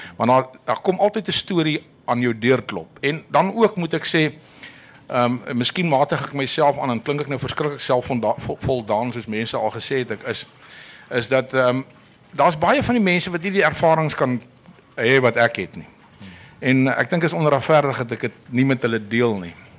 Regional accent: South Africa; ons is die enigste Suid-Afrikaners

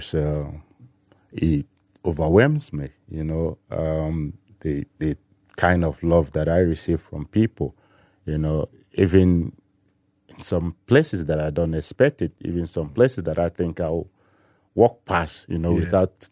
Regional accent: Enugu, Enugu State, Nigeria; moved away as an adult; also born or lived in Germany; I grew up in Enugu

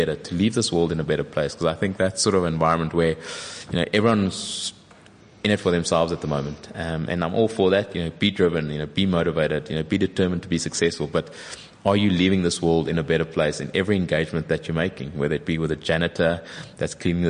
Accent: South Africa; As a South African, I'm exceptionally proud to have represented my country

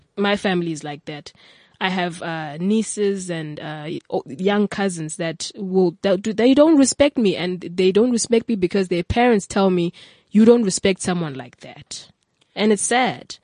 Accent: King William's Town, Eastern Cape, South Africa; moved away as an adult; now in Cape Town, South Africa; originally I'm from King Williamstown in the Eastern Cape

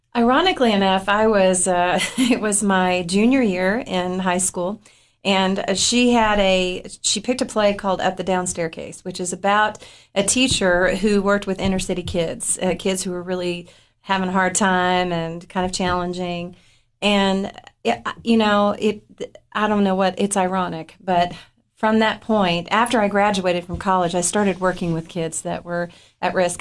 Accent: Upper Cumberland, Tennessee, United States; I grew up in the Upper Cumberland

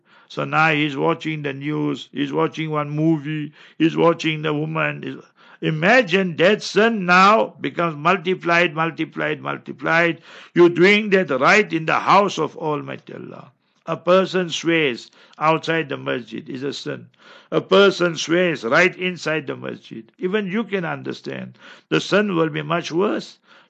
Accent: Karachi, Sindh, Pakistan; English is a second language; I came for a holiday from Karachi and I had to go back.

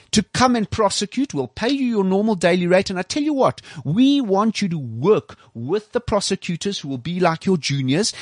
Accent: South Africa; I'm a South African. This is my country as much as anybody else

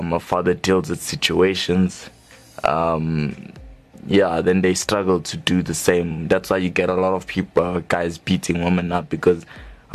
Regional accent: Johannesburg, Gauteng, South Africa; we are both indeed from Johannesburg South

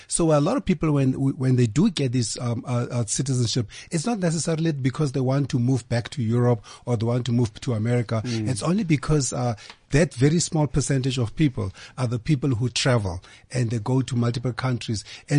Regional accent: South Africa; like my grandparents are from Botswana and I was born and raised in South Africa, I'm actually Botswana and South African.

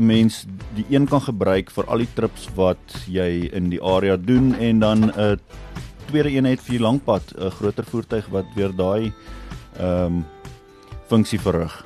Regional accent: Badplaas, Mpumalanga, South Africa; now in Nelspruit, South Africa; ek is oorspronklik van Badplaas

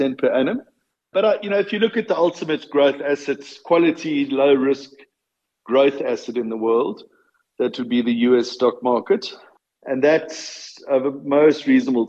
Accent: Boksburg, Gauteng, South Africa; moved away; also born or lived in Durban; I grew up in Boksburg, right, and managed to find my way to Durban about 10 years later

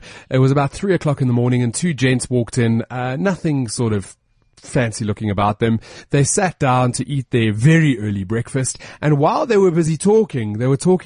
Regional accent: South Africa; I'm South African

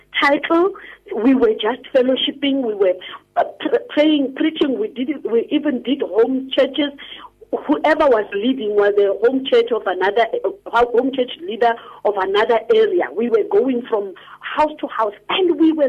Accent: Rustenburg, North West, South Africa; When I was growing up in Rustenburg

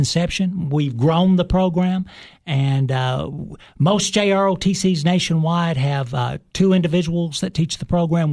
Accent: Cookeville, Tennessee, United States; I am originally from Cookville, Tennessee. Uh, I went to, uh, elementary school, uh, high school

